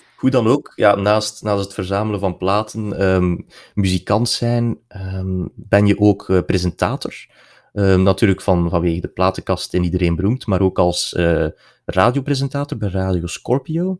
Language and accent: Dutch; region around Tielt and Aalter, border of West and East Flanders, Belgium; Dat is eh, de streek rond eh, Tielt en Aalter, eigenlijk op de grens West-Oost-Vlaanderen